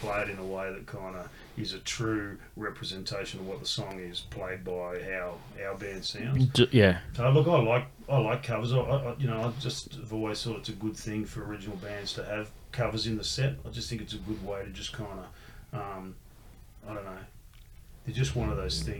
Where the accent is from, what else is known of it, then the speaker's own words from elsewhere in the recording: Canberra, Australian Capital Territory, Australia; I grew up in Canberra going to Sydney every couple of weeks for gigs